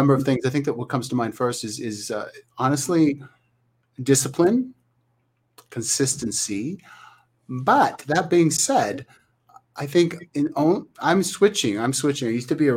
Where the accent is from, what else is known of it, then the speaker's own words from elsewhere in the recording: Thunder Bay, Ontario, Canada; moved away; Thunder Bay is my hometown in Canada.